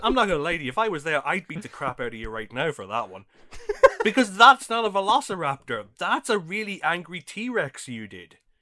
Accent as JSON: {"language": "English", "country": "Ireland", "tie": "born or raised there", "said": "I grew up in Ireland during the nineties"}